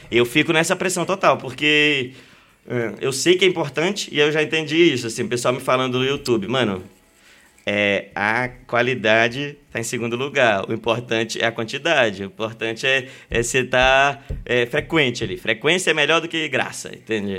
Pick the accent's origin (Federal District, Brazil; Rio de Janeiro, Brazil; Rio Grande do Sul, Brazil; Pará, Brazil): Pará, Brazil; Belém; Belém, sou de Belém